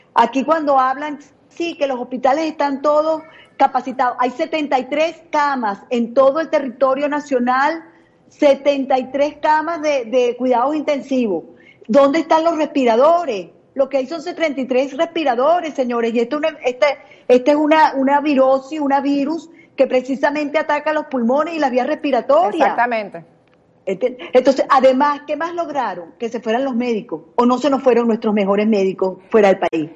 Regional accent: Venezuela; el desastre en mi país

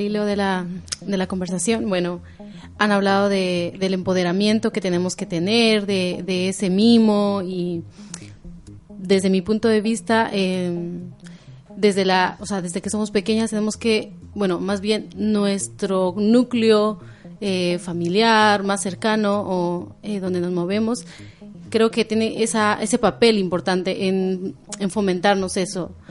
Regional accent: Guatemala; yo soy de Guatemala

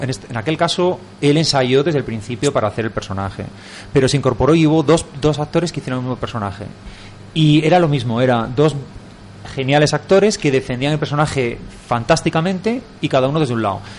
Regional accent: Asturias, Spain; now in Madrid, Spain; yo soy asturiano

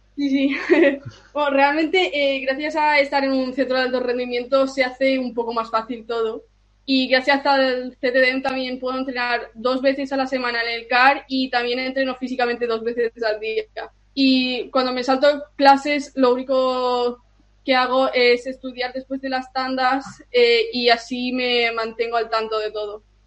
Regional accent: Spain; soy austriaca, pero eh, nací en España y, vivo en España

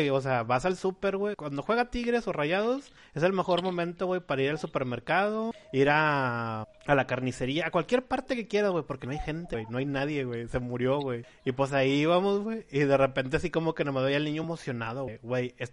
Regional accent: Mexico City, Mexico; ¿De dónde eres? No, pues jefe, pues yo, yo de la Ciudad de México, jefe

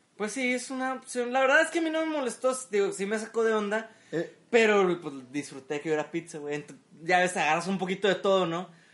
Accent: Mexico; como buen mexicano

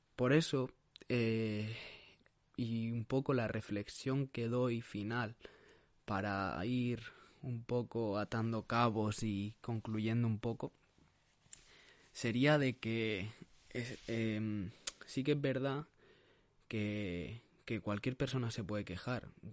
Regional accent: Sabadell, Catalonia, Spain; soy un chico de Barcelona, de Sabadell

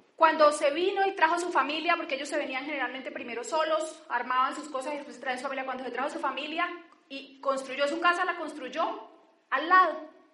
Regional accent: Barrancabermeja, Santander, Colombia; now in Bogotá, Colombia; yo soy de Barranca Bermeja

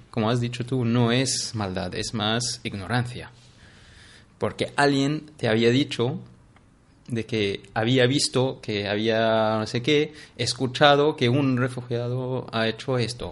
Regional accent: Syria; Spanish is a second language; moved away as an adult; also born or lived in Iraq; now in Barcelona, Spain; me preguntan de dónde eres. Les digo de Siria.

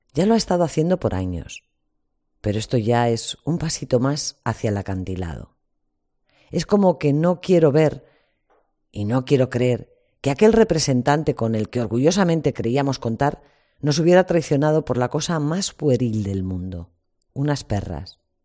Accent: Spain; Como españoles

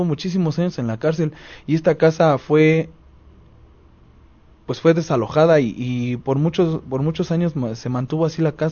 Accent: Cuautepec, Mexico; yo creo que los que somos de aquí de Cautepec ah, hemos escuchado mucho de la historia del camarón

